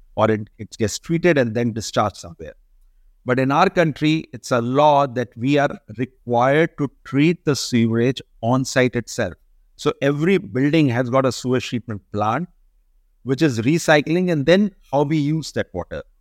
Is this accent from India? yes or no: yes; India; we are a country which get more than three hundred days of daylighting